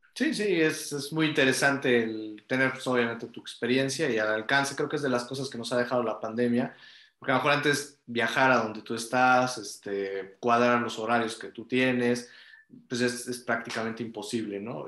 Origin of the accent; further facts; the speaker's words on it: Mexico; como, como mexicanos